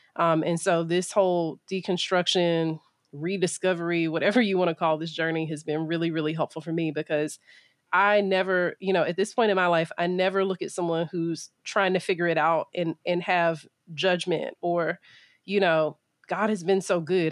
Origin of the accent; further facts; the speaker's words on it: Middle Georgia, United States; also born or lived in Pennsylvania; I grew up in Middle Georgia